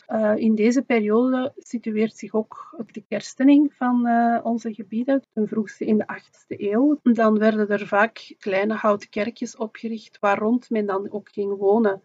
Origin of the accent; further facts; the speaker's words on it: Flanders, Belgium; bij ons in Vlaanderen